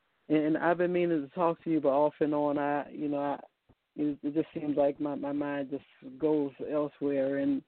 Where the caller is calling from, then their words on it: Virginia, United States; I'm calling from Virginia.